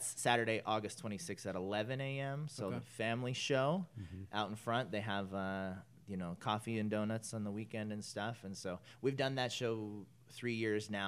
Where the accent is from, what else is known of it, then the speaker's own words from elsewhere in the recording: Northern California, United States; now in Whittier, United States; I grew up in Northern California